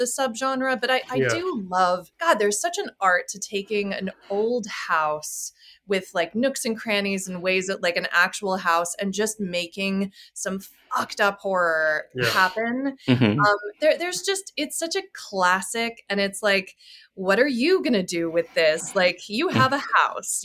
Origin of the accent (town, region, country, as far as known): Charleston, South Carolina, United States; born or raised there; moved away; also born or lived in London